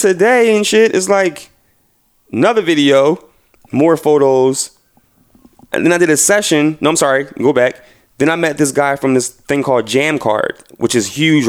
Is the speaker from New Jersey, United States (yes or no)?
no; Philadelphia, Pennsylvania, United States; I'm from Philly and representing 215.